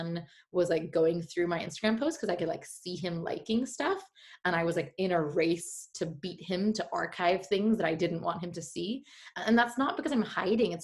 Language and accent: English; India; moved away as an adult; also born or lived in Gujarat / San Francisco; I have so much pride for being Indian and for sourcing from India